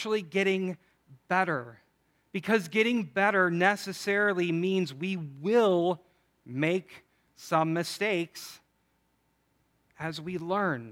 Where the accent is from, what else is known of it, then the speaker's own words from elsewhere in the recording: Chicago, Illinois, United States; I'm from Chicago